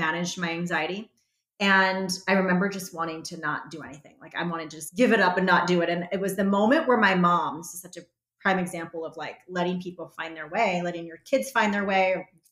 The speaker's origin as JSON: {"language": "English", "region": "Arizona", "country": "United States", "tie": "born or raised there", "said": "Born and raised here in Arizona. Yep. Went to Arizona State"}